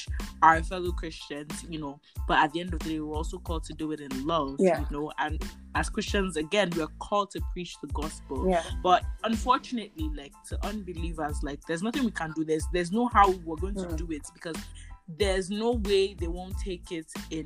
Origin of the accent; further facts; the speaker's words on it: Nigeria; as a Nigerian